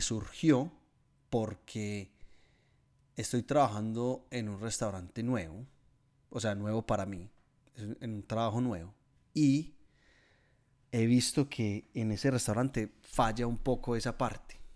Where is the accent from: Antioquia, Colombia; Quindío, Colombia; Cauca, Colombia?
Antioquia, Colombia; Guatapé; moved away as an adult; now in Melbourne, Australia; en mi pueblo, en Guatapé